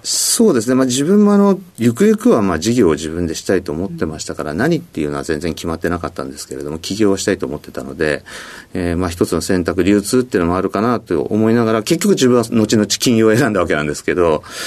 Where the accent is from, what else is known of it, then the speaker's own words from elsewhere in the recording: Sapporo, Hokkaido, Japan; moved away; also born or lived in Tokyo; 北海道の札幌市ですねはい札幌市でもちょっと田舎の方の、えー、山の近くに住んでました